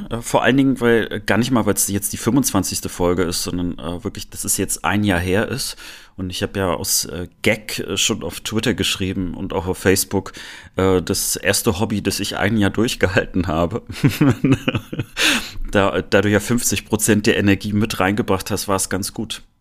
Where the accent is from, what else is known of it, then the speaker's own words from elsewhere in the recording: East Germany, Germany; was hat eigentlich deine und meine Jugend mit uns im Osten gemacht?